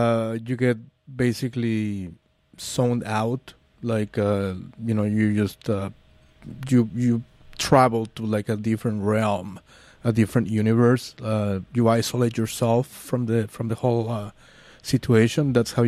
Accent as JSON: {"language": "English", "region": "Mexico City", "country": "Mexico", "said": "I'm from Mexico City."}